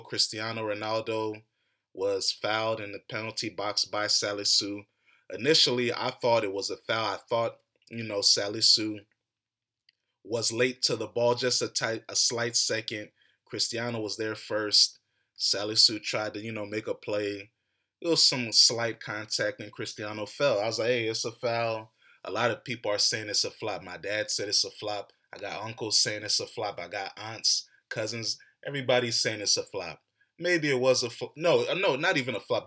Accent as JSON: {"language": "English", "country": "United States", "tie": "born or raised there", "said": "I was born and raised in America."}